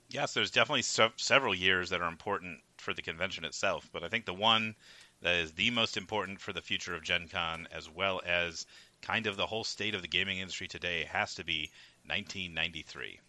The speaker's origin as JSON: {"language": "English", "area": "suburb of Milwaukee", "region": "Wisconsin", "country": "United States", "tie": "born or raised there", "also_born_or_lived": "Philadelphia", "moved": "as an adult", "said": "being the lucky child I was who lived in a suburb of Milwaukee"}